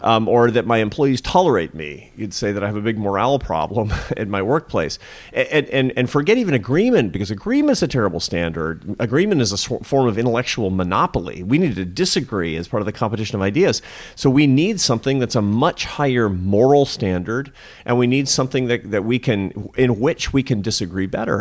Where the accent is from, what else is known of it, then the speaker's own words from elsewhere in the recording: Seattle, Washington, United States; I'm from Seattle and my mother was an artist